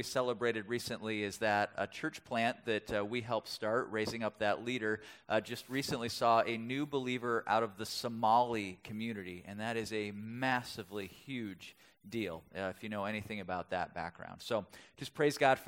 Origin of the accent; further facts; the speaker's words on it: Milwaukee, Wisconsin, United States; I grew up in Wisconsin